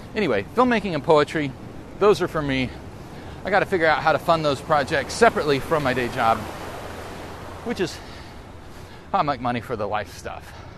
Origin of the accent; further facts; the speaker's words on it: the South, United States; I grew up in the South.